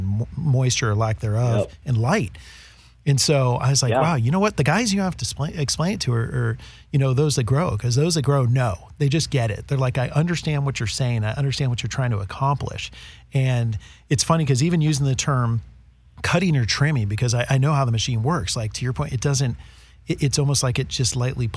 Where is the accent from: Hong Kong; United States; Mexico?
United States; Northern California; moved away; growing up in NorCal